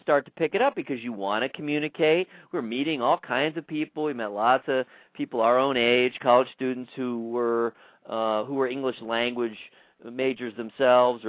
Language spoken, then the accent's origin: English; Southern California, United States